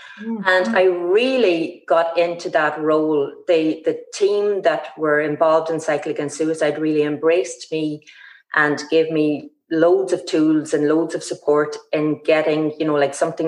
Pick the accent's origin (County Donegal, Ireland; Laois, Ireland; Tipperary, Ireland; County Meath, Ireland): County Donegal, Ireland; Ballybofey; my hometown here, Stranraer Ballybofey